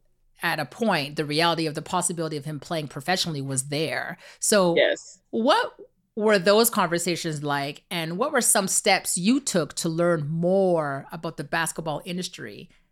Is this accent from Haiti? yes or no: no; Canada; we're from Canada.